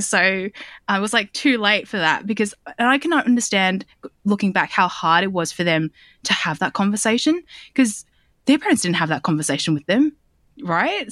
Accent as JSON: {"language": "English", "town": "Sydney", "region": "New South Wales", "country": "Australia", "tie": "born or raised there", "said": "I grew up in Southwest Sydney in Bankstown"}